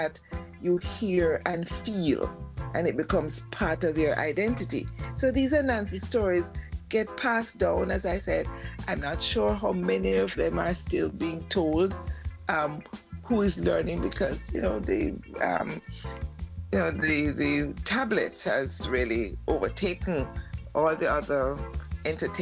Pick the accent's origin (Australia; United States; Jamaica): Jamaica; Kingston; I grew up in Kingston